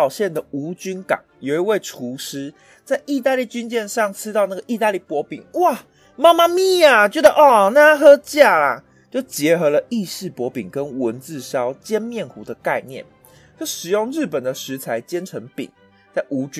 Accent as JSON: {"language": "Chinese", "country": "Taiwan", "also_born_or_lived": "Japan", "said": "也就是我们台湾人称的大阪烧"}